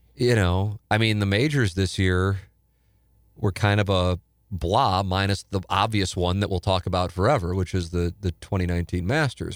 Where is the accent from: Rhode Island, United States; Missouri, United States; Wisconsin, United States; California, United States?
Missouri, United States; St. Louis; growing up in South St. Louis